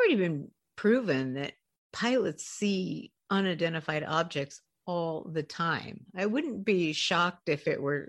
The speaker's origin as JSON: {"language": "English", "region": "Colorado", "country": "United States", "tie": "born or raised there", "said": "the town I grew up in Colorado."}